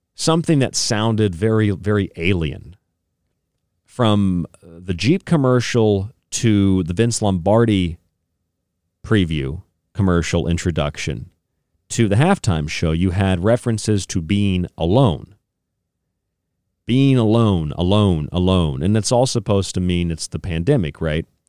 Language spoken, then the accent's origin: English; Tampa, Florida, United States; moved away; also born or lived in St. Petersburg, Florida; I grew up in Tampa, St. Pete, so I, I and I lived there again after childhood